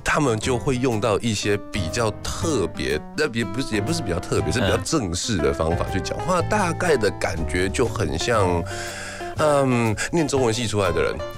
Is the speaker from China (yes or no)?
no; Taiwan; accent: British; 我也是在台湾出生长大